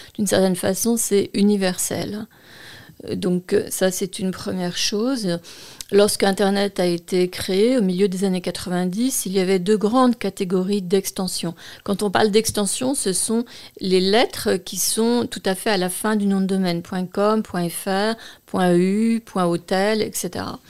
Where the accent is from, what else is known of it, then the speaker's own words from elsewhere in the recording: France; nous sommes en France, euh, je suis française